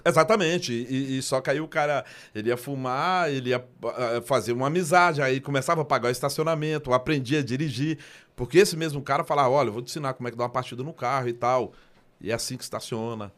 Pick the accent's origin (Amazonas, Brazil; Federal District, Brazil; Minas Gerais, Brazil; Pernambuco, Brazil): Federal District, Brazil; Ceilândia; eu sou nascido e criado na Ceilândia, sou de 1971